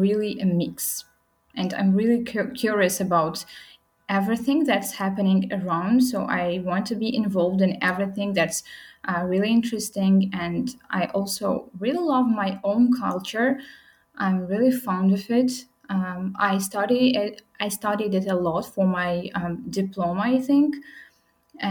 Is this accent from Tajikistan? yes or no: yes; Khorog, Gorno-Badakhshan, Tajikistan; now in Dushanbe, Tajikistan; I'm from Pamirs